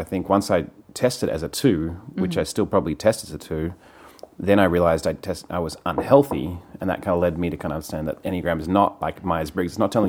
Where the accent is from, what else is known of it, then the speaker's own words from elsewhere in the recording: Sydney, New South Wales, Australia; moved away as an adult; also born or lived in New York, United States; now in United States; I grew up in Sydney, Australia, in this super conservative fundamentalist church